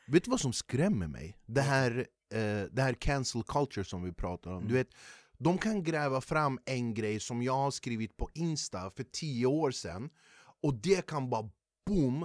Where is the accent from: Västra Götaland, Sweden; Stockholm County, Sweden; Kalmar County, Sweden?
Stockholm County, Sweden; Flemingsberg; jag är ju född och uppvuxen i Flemingsberg